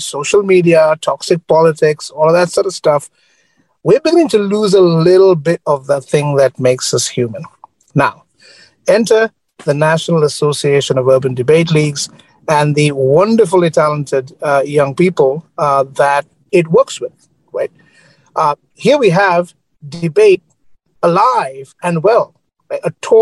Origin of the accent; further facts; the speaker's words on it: Sri Lanka; now in United States; I grew up in Sri Lanka